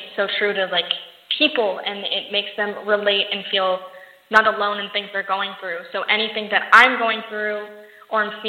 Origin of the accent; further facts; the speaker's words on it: Las Vegas, Nevada, United States; also born or lived in Los Angeles; I actually travel back and forth from Los Angeles and my hometown, Las Vegas, all the time